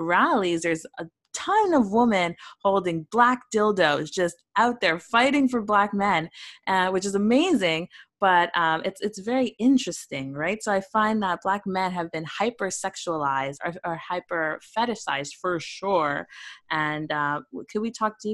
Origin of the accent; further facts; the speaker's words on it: Canada; a little brown girl growing up in Canada